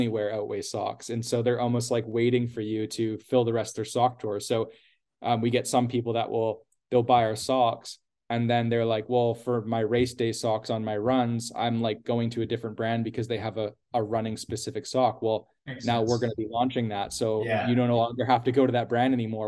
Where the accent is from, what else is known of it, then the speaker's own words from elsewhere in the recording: Canada; we're Canadian